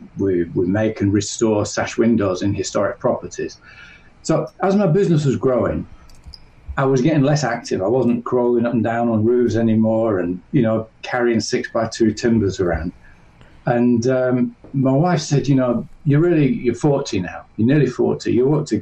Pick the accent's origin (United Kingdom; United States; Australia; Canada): United Kingdom; north of England; I grew up in England, in the north of England.